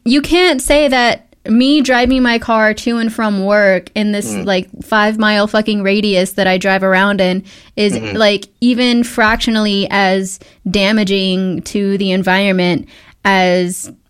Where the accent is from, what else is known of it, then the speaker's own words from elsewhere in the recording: Midland, Texas, United States; Because I'm from Midland.